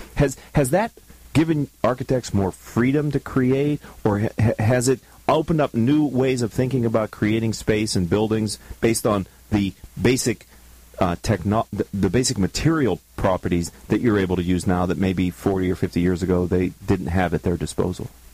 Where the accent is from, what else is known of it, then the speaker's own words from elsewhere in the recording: Pittsburgh, Pennsylvania, United States; I'm from Pittsburgh